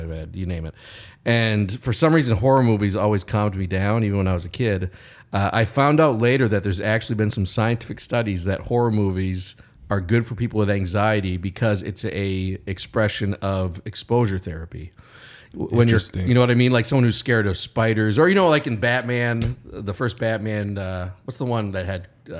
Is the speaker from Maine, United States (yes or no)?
yes; Bangor, Maine, United States; and I'm Stephen King's wife, Tabitha, also a writer, is my third cousin, and I'm from Bangor, Maine